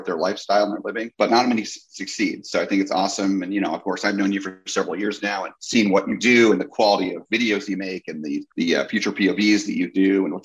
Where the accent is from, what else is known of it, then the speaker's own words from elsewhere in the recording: New Jersey, United States; growing up in New Jersey, I was near Great Adventure